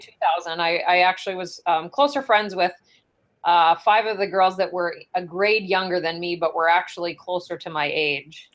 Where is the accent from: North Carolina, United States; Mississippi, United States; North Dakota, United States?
North Dakota, United States; Ray; I grew up in Ray, North Dakota